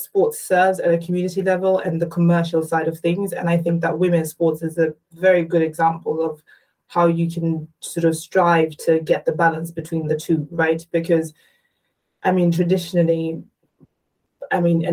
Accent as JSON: {"language": "English", "country": "Botswana", "said": "I come from Botswana, and I'm very proud of where I'm from, but I did grow up with limited exposure."}